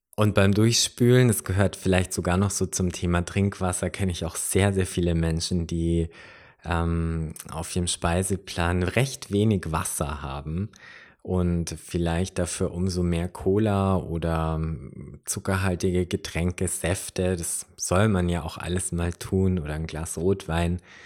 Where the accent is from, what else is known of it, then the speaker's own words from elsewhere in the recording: Upper Bavaria, Germany; hier bei uns in Oberbayern